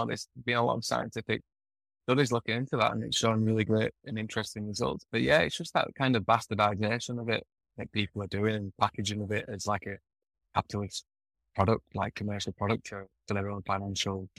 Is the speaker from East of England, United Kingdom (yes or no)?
no; Yorkshire and the Humber, United Kingdom; moved away as an adult; now in Bali, Indonesia; the way I was brought up in Yorkshire